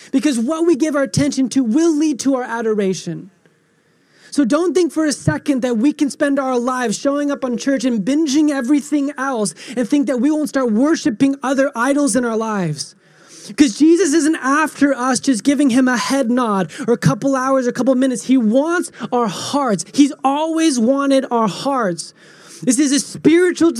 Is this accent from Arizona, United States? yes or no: yes; Phoenix, Arizona, United States; I was born in Phoenix